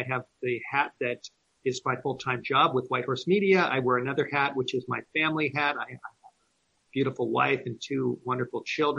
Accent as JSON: {"language": "English", "town": "Los Angeles", "region": "California", "country": "United States", "tie": "born or raised there", "said": "I grew up in the Hollywood Hills of Southern California."}